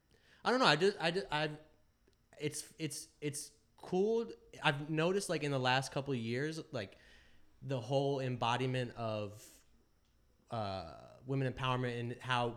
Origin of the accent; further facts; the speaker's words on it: South Florida, United States; now in New York, United States; I'm from South Florida.